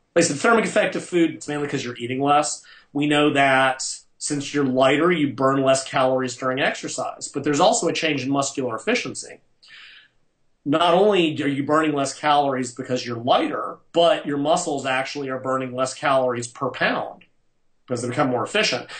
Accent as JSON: {"language": "English", "country": "United States", "said": "I'm American"}